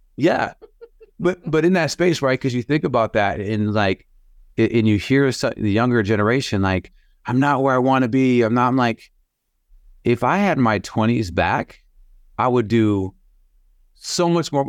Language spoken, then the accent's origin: English; Sioux Falls, South Dakota, United States; born and raised Sioux Falls